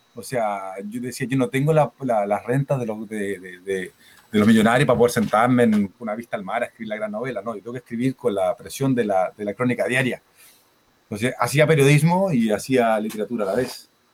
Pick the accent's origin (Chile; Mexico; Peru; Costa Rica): Chile; moved away as an adult; also born or lived in Barcelona; siendo yo chileno